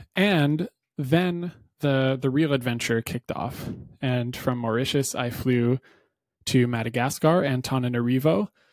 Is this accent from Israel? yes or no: no; New Hampshire, United States; I grew up in New Hampshire